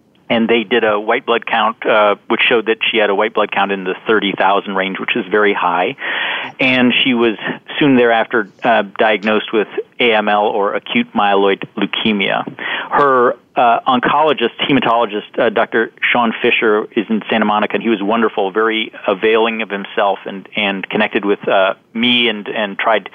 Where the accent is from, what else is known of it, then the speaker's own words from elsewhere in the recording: London, United Kingdom; moved away; I actually spent a fair amount of my childhood growing up in London, England